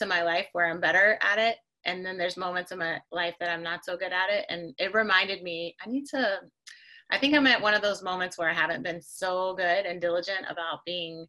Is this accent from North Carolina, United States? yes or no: yes; North Carolina, United States; moved away as an adult; now in Miami, United States; I'm originally from North Carolina